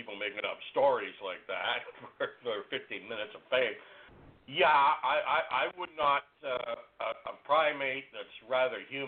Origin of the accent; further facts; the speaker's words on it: British Columbia, Canada; as a Canadian